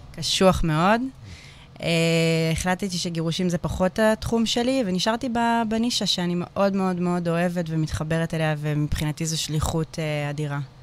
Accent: Hadera, Haifa District, Israel; נולדתי וגדלתי בחדרה, וגם היום אני בחדרה

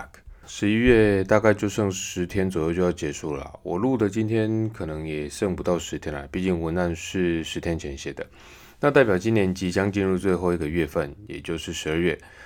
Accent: Taiwan; 那何时会轮到我们台湾人打？

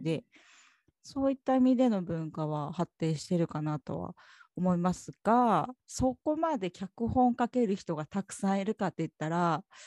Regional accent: Kumamoto, Japan; 九州、私も九州熊本です。

